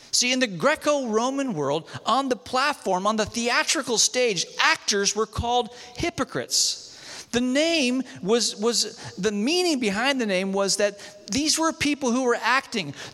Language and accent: English; Malaysia; I grew up in Malaysia um, in the jungles of Malaysia, Novocaine didn't make it there.